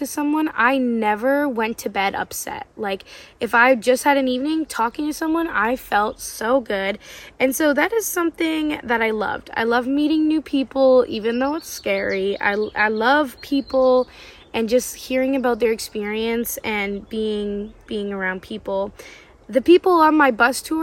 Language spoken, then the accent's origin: English; Canada; I'm from Canada too.